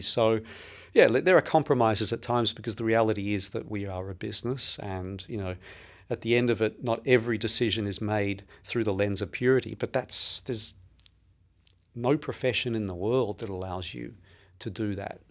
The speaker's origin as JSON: {"language": "English", "town": "Melbourne", "region": "Victoria", "country": "Australia", "tie": "born or raised there", "moved": "yes", "lives_now": "New York City, United States", "said": "I was born and raised in, uh, Melbourne, in Australia"}